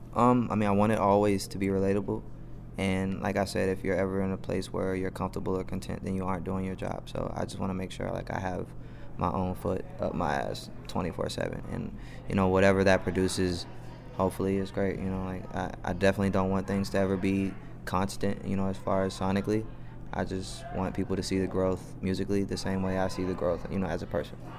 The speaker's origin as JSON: {"language": "English", "town": "Atlanta", "region": "Georgia", "country": "United States", "tie": "born or raised there", "said": "I'm from the east too"}